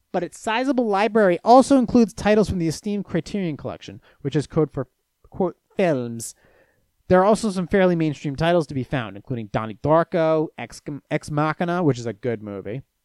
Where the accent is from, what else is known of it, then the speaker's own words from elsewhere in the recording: Venice, Florida, United States; I was born in Venice, Florida